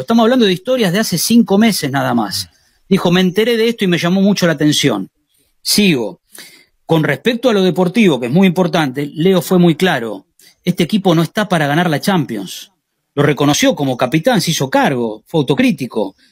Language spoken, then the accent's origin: Spanish; Argentina; now in Spain; como argentinos